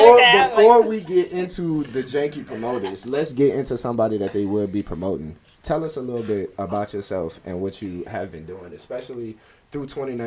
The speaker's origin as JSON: {"language": "English", "town": "New Orleans", "region": "Louisiana", "country": "United States", "said": "I'm from New Orleans now."}